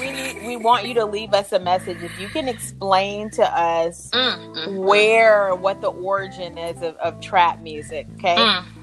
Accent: North Carolina, United States; moved away; if I go home to my hometown

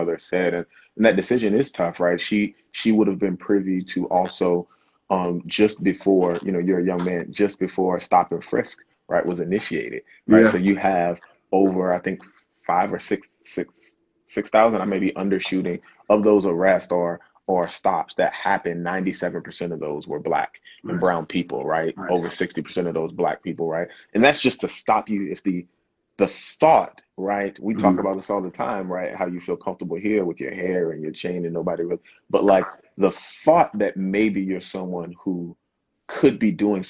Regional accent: South Carolina, United States; accent: Gullah/Geechee; moved away; I'm originally from the South, South Carolina

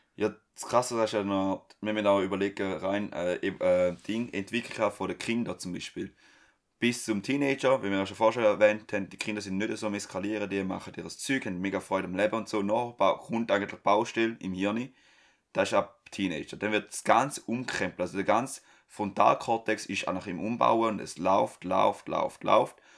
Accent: Switzerland; bei uns in der Schweiz

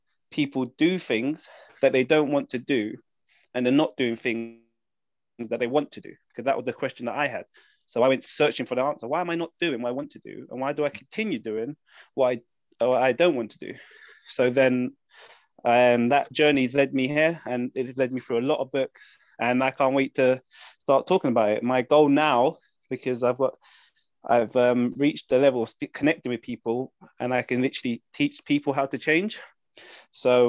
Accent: London, United Kingdom; I'm from London.

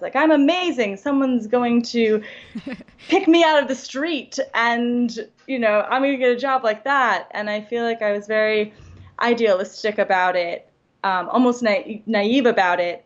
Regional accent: New York, United States; I'm from New York.

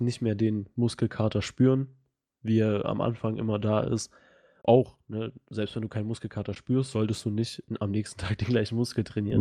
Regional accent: Russia; now in Germany; ich komme ja auch aus Russland

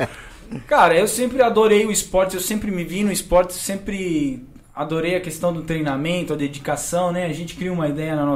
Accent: Argentina; Portuguese is a second language; now in Brazil; Eu, eu me, me dediquei para que as pessoas não soubessem que eu sou argentino.

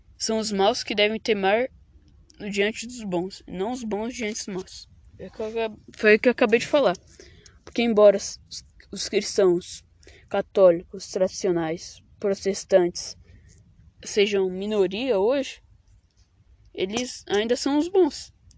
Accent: Brazil

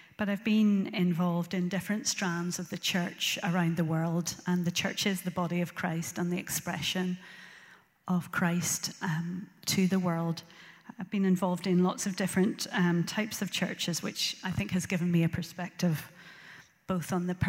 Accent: Northern Ireland, United Kingdom; moved away as an adult; also born or lived in Belfast / Antrim / Glasgow; now in Lisburn, United Kingdom; And I was born in Belfast and grew up in a place called Rathfrey Island on the hill, and then moved to Antrim when I was in secondary school, and then went to live in Glasgow. I lived in Glasgow for about 29 years and then came back to Northern Ireland and settled in Lisburn

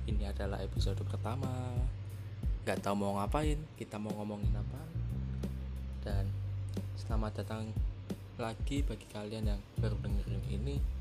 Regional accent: Semarang, Central Java, Indonesia; born there; lahir di Semarang.

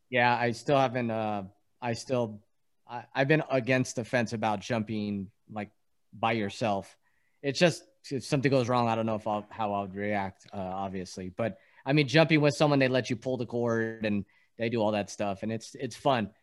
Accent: East Coast, United States; born in the East Coast

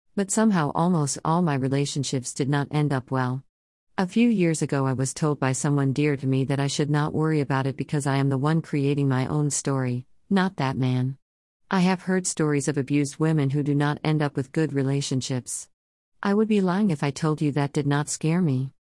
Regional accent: Surigao City, Caraga, Philippines; we lived on a small island near my hometown of Surigao City in the Philippines

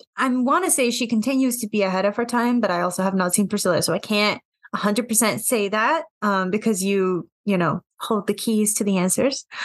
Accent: New York, United States; Growing up here

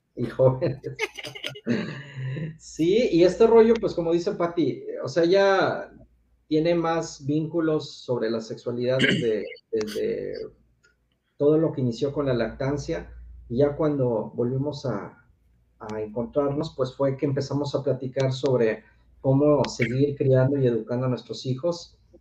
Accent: Mexico City, Mexico; soy originario del Distrito Federal, ahora México

